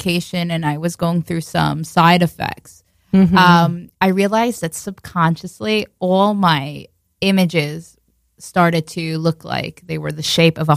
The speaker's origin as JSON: {"language": "English", "area": "Long Island", "region": "New York", "country": "United States", "tie": "born or raised there", "also_born_or_lived": "Israel / Far Rockaway, New York", "accent": "Long Island", "said": "I was born in Israel, and then I moved to Long Island, which I have a really heavy Long Island accent"}